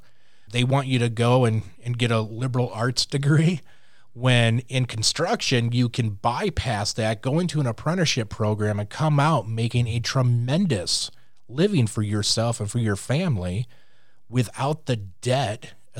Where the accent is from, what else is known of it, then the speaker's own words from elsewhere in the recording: Louisiana, United States; I'm Cajun, so I talk with my hands.